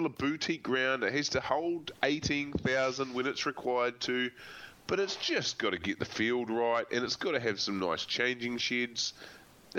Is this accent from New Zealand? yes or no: yes; New Zealand; I'm a Kiwi